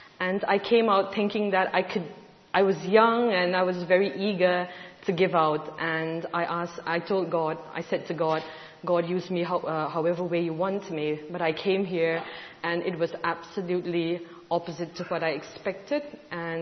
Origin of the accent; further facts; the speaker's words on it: India; I'm from India